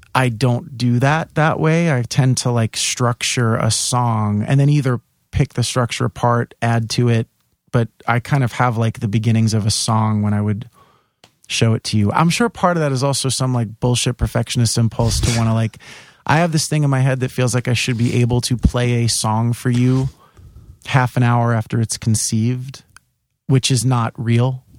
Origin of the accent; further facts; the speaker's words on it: New York City, New York, United States; also born or lived in Staten Island; I, grew up in Bay Ridge, and then when we were, I was 11, we moved to Staten Island